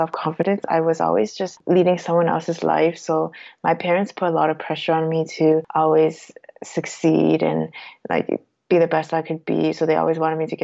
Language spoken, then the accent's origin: English; Toronto, Ontario, Canada; moved away as an adult; now in Switzerland; my family is Cantonese, but I was born and raised in Toronto